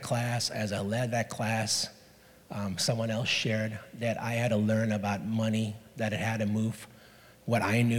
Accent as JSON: {"language": "English", "country": "Hong Kong", "tie": "born or raised there", "moved": "yes", "said": "I was born and raised in Hong Kong"}